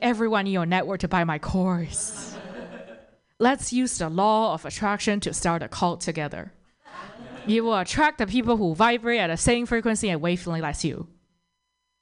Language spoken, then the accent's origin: English; Toronto, Ontario, Canada; I'm actually from Toronto